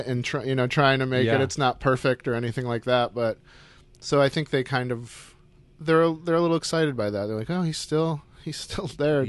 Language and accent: English; Syracuse, New York, United States; I grew up in Syracuse, New York, yeah.